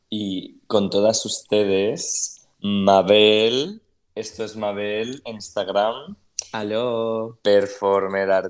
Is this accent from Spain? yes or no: yes; Spain; now in Argentina